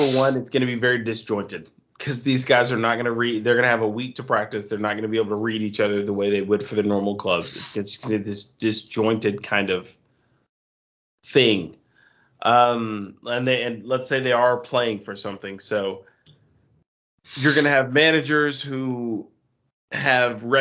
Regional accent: United States; being an American

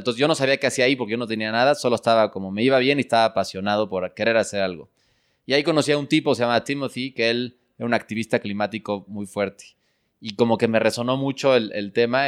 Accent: Mexico City, Mexico; mis papás nacieron aquí en México y yo nací aquí en México

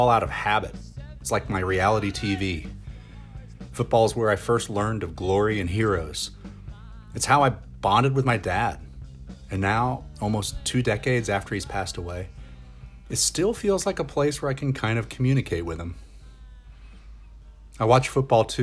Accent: United States; also born or lived in New York; Like most Americans, I grew up

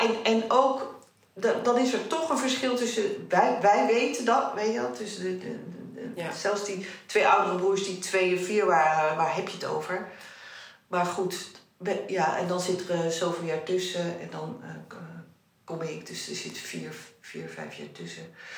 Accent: Netherlands; want ik ben in Nederland geboren, mijn jongste broertje ook

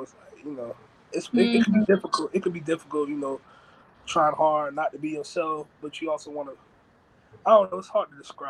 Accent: the South, United States; now in Nevada, United States; Me being me, born and raised in the South, coming out in Nevada, meeting a lot of West Coast guys, California guys

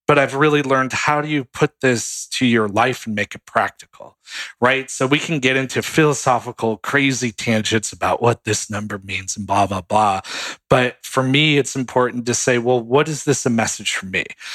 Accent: New York City, New York, United States; And my parents got involved before I was born in New York City. That was sort of his hub, and they're from New York. I'm from New York originally.

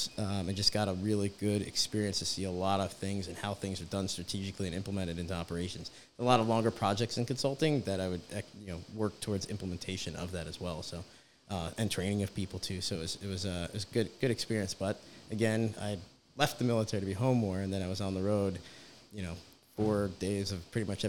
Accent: a suburb of Philadelphia, New Jersey, United States; moved away; I'm from New Jersey, a suburb of Philadelphia, and my wife was as well

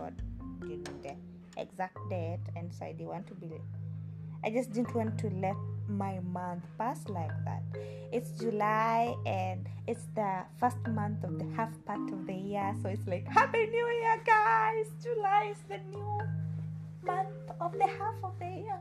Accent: Kenya; I'm not British, I'm Kenyan, with some ties in Uganda

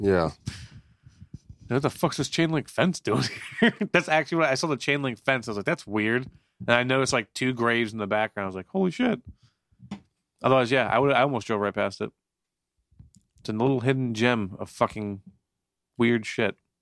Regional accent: Florida, United States; also born or lived in Newton, New Jersey; now in New Jersey, United States; I grew up in Florida for uh, like 11 years

